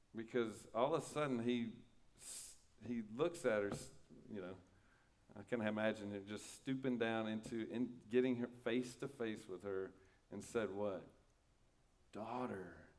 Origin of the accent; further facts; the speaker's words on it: United States; I really like being an American